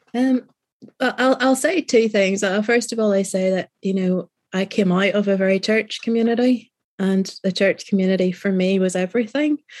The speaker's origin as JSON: {"language": "English", "region": "Northern Ireland", "country": "United Kingdom", "said": "being a Northern Irish rider"}